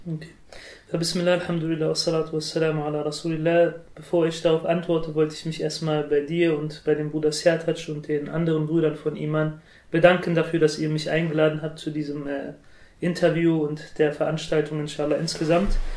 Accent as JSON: {"language": "German", "country": "Germany", "said": "die jungen Muslime, so wie ich, äh, wir fühlen uns eher heimisch in Deutschland und wir würden uns auch selbst als äh, Deutsche mit arabischem oder türkischem Migrationshintergrund bezeichnen"}